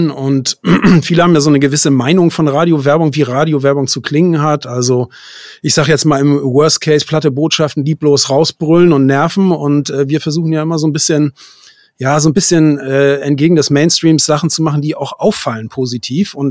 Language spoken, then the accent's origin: German; Hamburg, Germany; Aber mich zieht es dann auch immer wieder in die Großstadt zurück und ich bin ja Hamburger, von daher ist das ja, meine, ja. meine Region so.